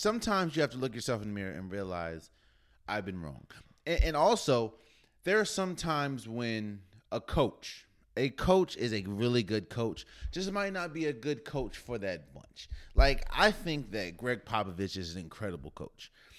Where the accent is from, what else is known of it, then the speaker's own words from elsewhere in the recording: Maryland, United States; I mean, born and raised in Maryland.